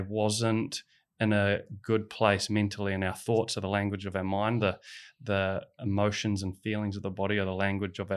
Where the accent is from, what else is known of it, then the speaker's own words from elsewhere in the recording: New Zealand; growing up in New Zealand